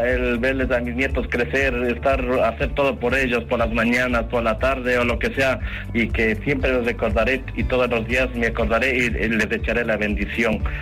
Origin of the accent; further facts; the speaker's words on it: Ecuador; now in Spain; Yo soy de Ecuador, sí.